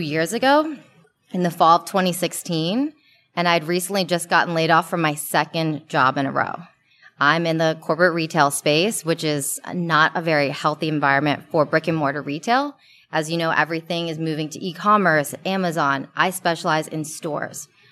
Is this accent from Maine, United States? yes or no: no; Maryland, United States; moved away as an adult; also born or lived in Hong Kong; now in Los Angeles, United States; I'm from the East Coast, from Maryland, and I live in Los Angeles now